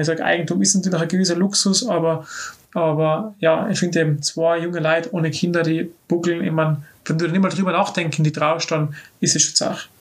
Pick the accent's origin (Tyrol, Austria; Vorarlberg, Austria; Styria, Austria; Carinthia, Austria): Tyrol, Austria; Innsbruck; Stadt, wo ich aufgewachsen bin